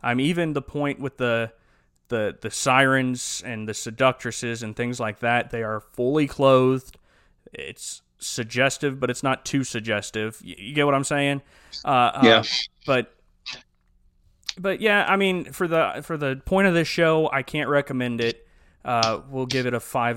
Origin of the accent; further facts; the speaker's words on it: Ohio Valley and down south, United States; we grew up in the Ohio Valley and down south